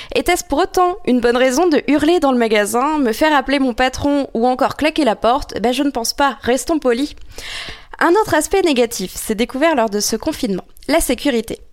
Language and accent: French; Normandy, France; je suis normande